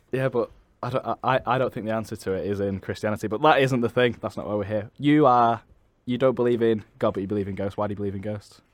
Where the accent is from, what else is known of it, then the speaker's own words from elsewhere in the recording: Manchester, North West England, United Kingdom; I'm from Manchester